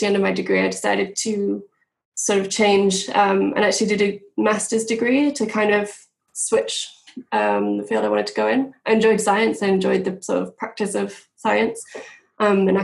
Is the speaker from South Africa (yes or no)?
no; Yorkshire and the Humber, United Kingdom; moved away as an adult; also born or lived in Manchester; I'm from the UK. I'm from the Northeast, in North Yorkshire.